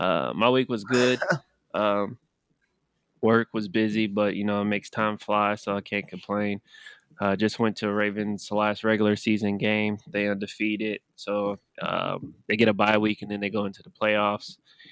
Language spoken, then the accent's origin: English; California, United States; now in Houston, United States; California, my home state